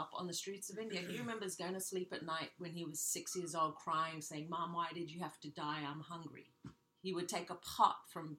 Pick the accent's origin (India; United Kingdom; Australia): Australia; Bondi, New South Wales; born there; I was born in Bondi, Australia.